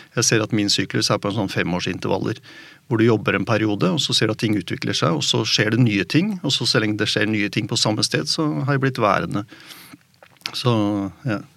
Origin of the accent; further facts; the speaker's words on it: Oslo, Norway; Jeg vokste opp i Oslo